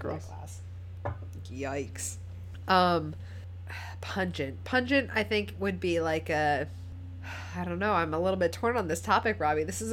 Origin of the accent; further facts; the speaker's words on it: New England, United States; accent: New England; first language English; It's my New England accent